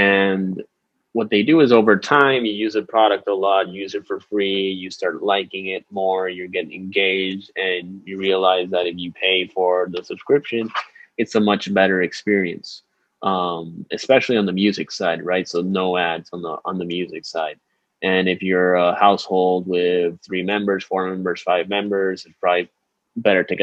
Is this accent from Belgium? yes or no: no; San Juan, Puerto Rico; I'm from San Juan, Puerto Rico. I came back here after finishing my 2-year analyst program